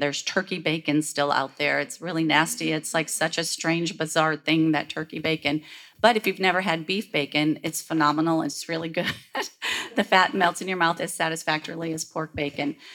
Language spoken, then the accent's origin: English; Michigan, United States; now in Texas, United States; where I was raised in Michigan